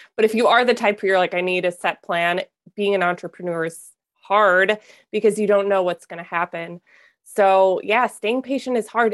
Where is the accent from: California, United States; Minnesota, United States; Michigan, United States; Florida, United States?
Minnesota, United States; also born or lived in Wisconsin; I grew up in Minnesota